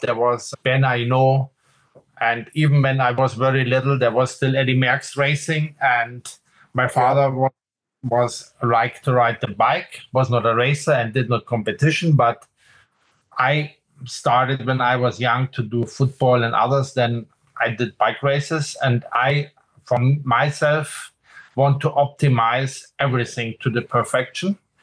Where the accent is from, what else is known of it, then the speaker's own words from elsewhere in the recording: Munich, Bavaria, Germany; also born or lived in Aachen; when I grew up in Munich, so this is south of Germany in Bavaria